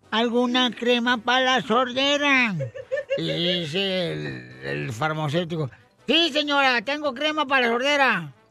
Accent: Wasabi, Sinaloa, Mexico; Yo soy de Wasabi, Sinaloa. No sé si conoce Wasabi.

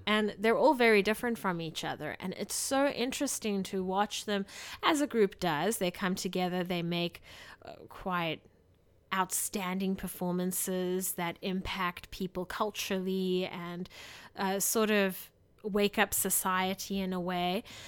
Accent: South Africa; moved away; as a South African citizen. You know, growing up in South Africa

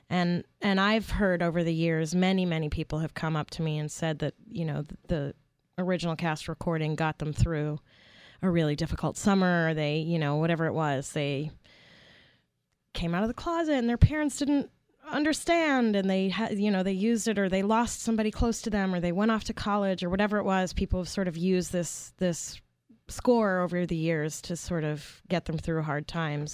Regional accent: New York City, New York, United States; I grew up in Brooklyn, New York.

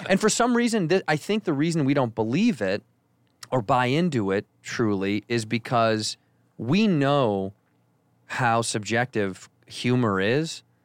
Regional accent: Chicago, Illinois, United States; moved away as an adult; now in Los Angeles, United States; Chicago's my hometown

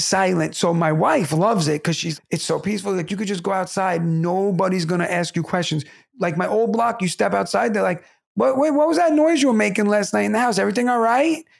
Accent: New York City, New York, United States; it's New York City, my hometown

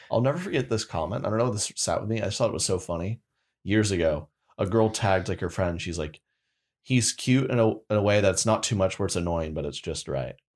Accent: Oklahoma, United States; moved away; back to Oklahoma, born and raised, love Oklahoma

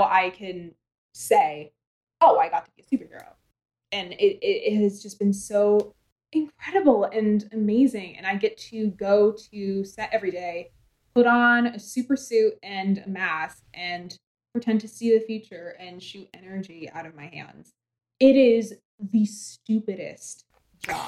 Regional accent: Maine, United States; from Maine

